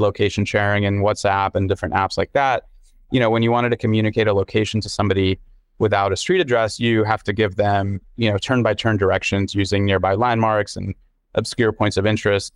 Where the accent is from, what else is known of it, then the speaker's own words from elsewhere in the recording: Dubai, United Arab Emirates; also born or lived in London; now in United States; my growing up in Dubai